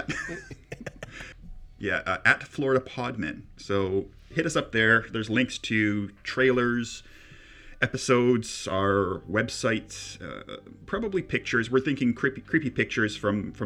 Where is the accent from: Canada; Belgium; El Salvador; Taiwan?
Canada; growing up in Canada